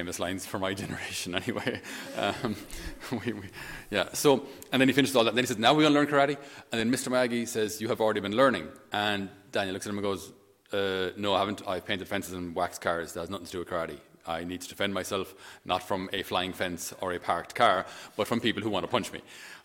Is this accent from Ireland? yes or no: yes; Thurles, Munster, Ireland; where I grew up at home in Thurles, on our farm